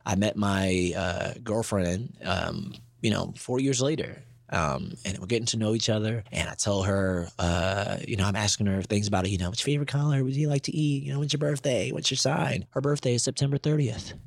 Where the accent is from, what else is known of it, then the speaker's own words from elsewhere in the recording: Baltimore, Maryland, United States; moved away; I'm from Baltimore